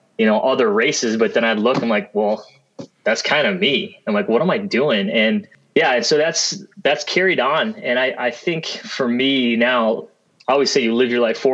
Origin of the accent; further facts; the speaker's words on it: Fridley, Minnesota, United States; my childhood was in Fridley, Minnesota